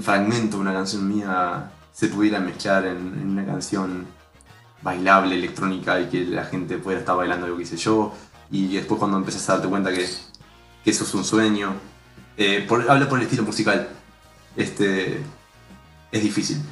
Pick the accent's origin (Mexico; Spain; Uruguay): Uruguay; más como uruguayos